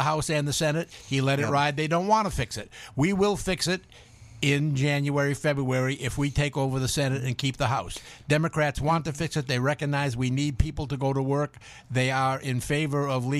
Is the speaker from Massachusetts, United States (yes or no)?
yes; Boston, Massachusetts, United States; I'm from Boston